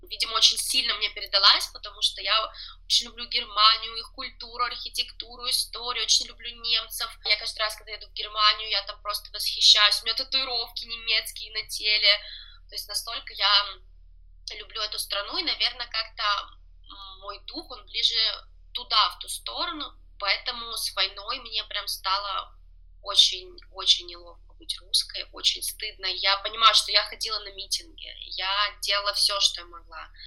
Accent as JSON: {"language": "Russian", "country": "Lithuania", "said": "если еду за границу куда-то, я говорю, что я из Литвы"}